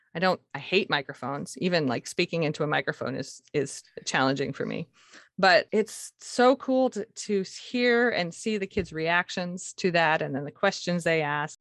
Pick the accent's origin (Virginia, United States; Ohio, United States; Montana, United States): Montana, United States; now in Seattle, United States; I grew up in Montana, of all places. My parents moved there when I was one from Seattle. So I was born here, actually